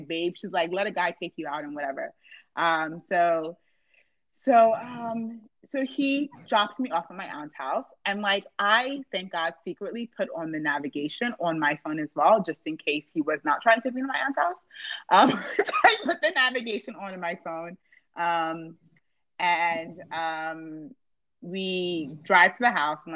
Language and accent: English; New Jersey, United States; I grew up in New Jersey.